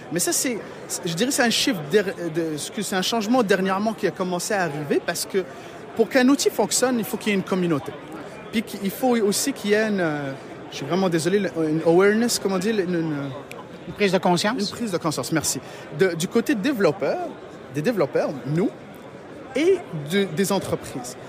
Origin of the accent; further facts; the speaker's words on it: Morocco; also born or lived in Matane, Quebec, Canada; now in Quebec, Canada; je suis d'origine du Maroc, donc on a ouvert un bureau au Maroc